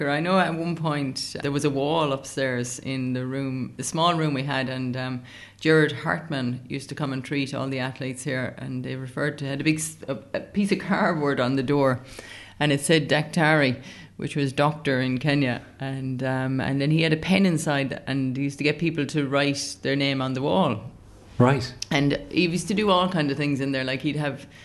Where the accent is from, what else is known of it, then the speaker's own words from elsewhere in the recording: Australia; and I am from Australia, and she's getting ready to run at the World Indoors next week.